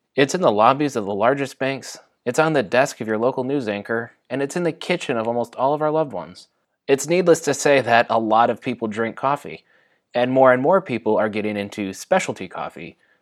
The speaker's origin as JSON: {"language": "English", "region": "Michigan", "country": "United States", "tie": "born or raised there", "also_born_or_lived": "Atlanta, Georgia", "moved": "yes", "lives_now": "Southern California, United States", "said": "I was born and raised in Michigan, lived in Atlanta, Georgia, and then I moved to Southern California"}